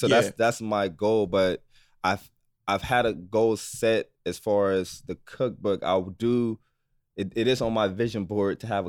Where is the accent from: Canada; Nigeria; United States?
Nigeria; because I'm from Nigeria, obviously. So I try to use my culture.